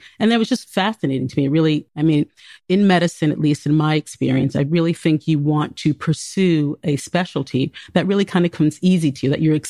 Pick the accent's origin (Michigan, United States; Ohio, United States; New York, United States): New York, United States; New York City; I grew up in New York City.